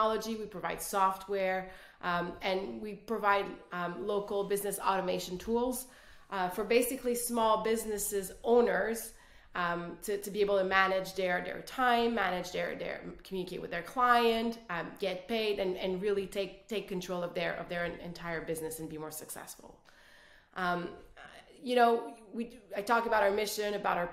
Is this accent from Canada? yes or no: yes; Quebec City, Quebec, Canada; first language French; English is a second language; I'm originally from Canada, the French part of Canada, Quebec City